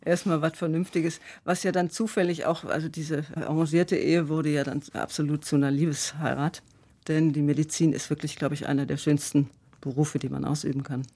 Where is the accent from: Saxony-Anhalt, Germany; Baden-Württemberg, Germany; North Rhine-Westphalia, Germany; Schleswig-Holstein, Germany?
Baden-Württemberg, Germany; Freiburg; now in Karlsruhe, Germany; ich bin eine Freiburger Bobille, ich bin in Freiburg geboren